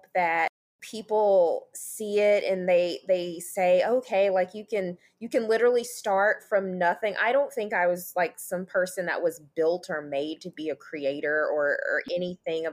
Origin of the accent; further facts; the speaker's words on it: Memphis, Tennessee, United States; moved away as an adult; also born or lived in Knoxville, Tennessee; now in Orlando, United States; I'm originally from Memphis, Tennessee.